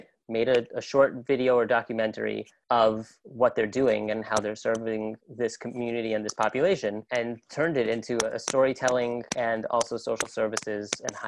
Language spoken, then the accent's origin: English; Ann Arbor, Michigan, United States; moved away; also born or lived in New York; I grew up in Ann Arbor, Michigan, so not far from Detroit.